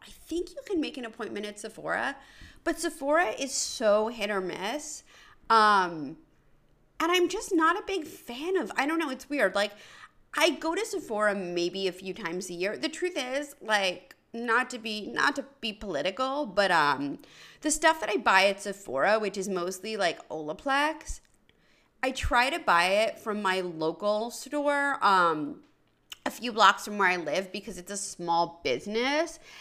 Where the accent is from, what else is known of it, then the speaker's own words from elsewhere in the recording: New York City, New York, United States; moved away; I grew up on the Upper East Side of Manhattan near Bloomingdale's